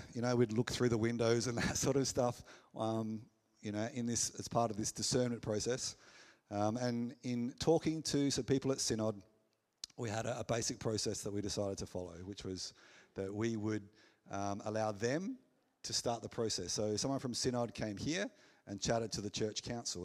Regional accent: McLaren Vale, South Australia, Australia; I was born in the McLaren Vale Hospital. So there's connections here. I played footy here

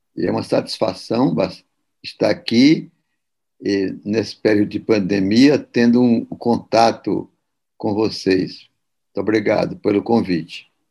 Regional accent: Ceará, Brazil; eu ainda vi funcionando em Fortaleza, sou cearense

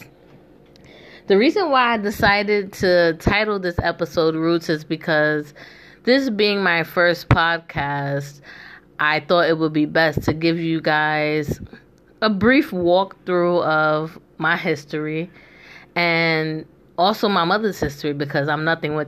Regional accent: New York City, New York, United States; moved away as an adult; now in Philadelphia, United States; I'm originally from the Bronx, New York

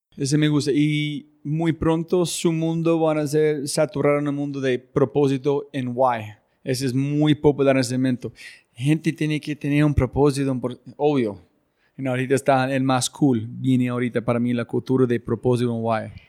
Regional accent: United States; moved away; yo ser gringo y mi esposa colombiana

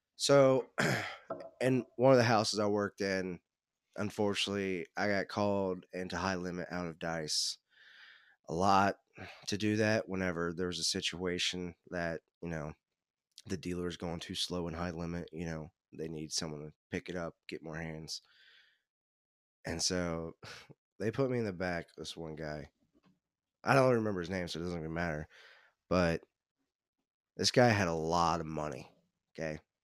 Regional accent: Cincinnati, Ohio, United States; also born or lived in Northern Kentucky; I grew up in the Cincinnati area.

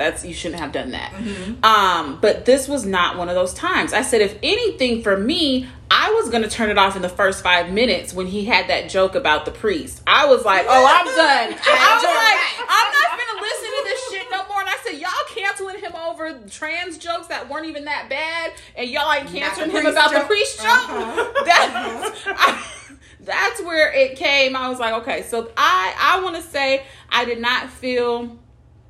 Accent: Seattle, Washington, United States; I was raised in Seattle on Capitol Hill

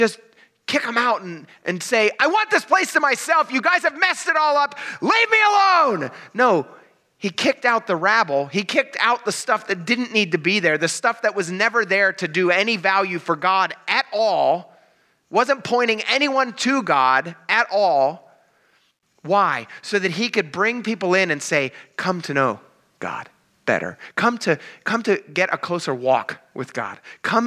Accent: Perry County, Pennsylvania, United States; Where I grew up in Perry County, Pennsylvania

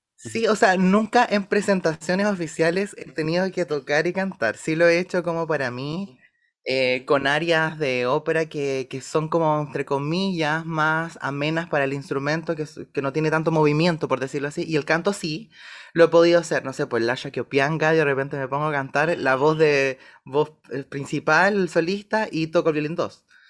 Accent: Valdivia, Los Ríos, Chile; moved away as an adult; yo nací en Valdivia, soy de Valdivia y viví 17 años en Valdivia

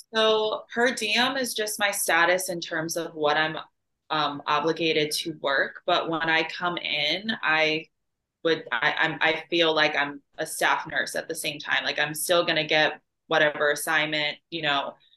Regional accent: Chicago, Illinois, United States; also born or lived in Austria; now in St. Louis, United States; And then I lived up in the Chicago area for a majority of my life. Um, and then I moved to St. Louis.

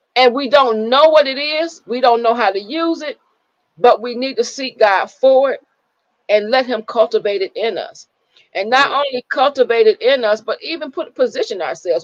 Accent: Michigan, United States; we grew up in Michigan

